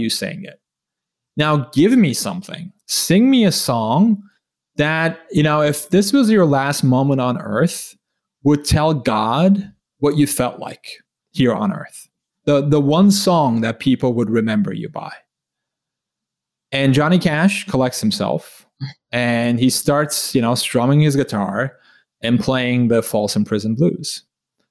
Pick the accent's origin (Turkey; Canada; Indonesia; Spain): Turkey; moved away as an adult; I grew up in Turkey. I lived there for 17 years